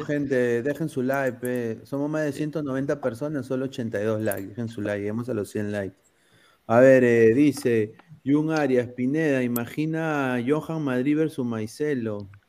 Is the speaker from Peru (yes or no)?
yes; Peru; now in United States; como peruano